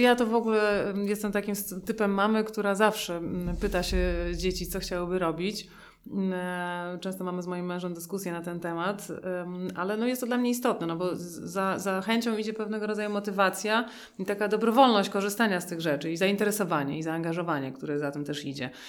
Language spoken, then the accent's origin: Polish; Warsaw, Masovian Voivodeship, Poland; my jesteśmy obie z Warszawy